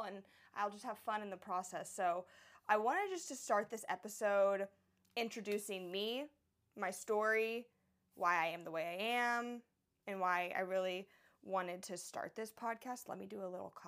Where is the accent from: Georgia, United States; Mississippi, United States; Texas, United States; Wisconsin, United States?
Texas, United States; Houston; moved away as an adult; also born or lived in Florida / Tucson, Arizona / San Diego, California; now in Oahu, Hawaii, United States; I was raised in Houston, Texas